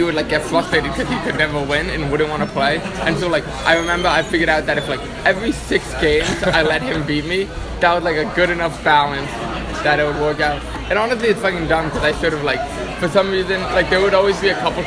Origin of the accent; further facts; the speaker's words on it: New York City, New York, United States; moved away as an adult; now in Chicago, United States; I'm from New York City